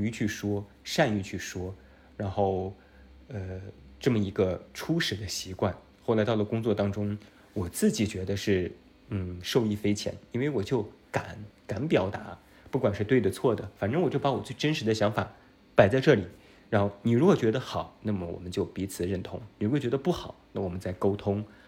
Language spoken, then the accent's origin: Chinese; Taiyuan, Shanxi, China; accent: Taiyuan Mandarin; also born or lived in Beijing; 有一点太原普通话的口音